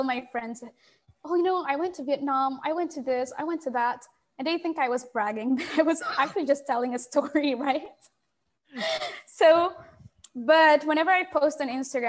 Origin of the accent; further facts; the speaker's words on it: Philippines; I'm from the Philippines, so it's Southeast Asia.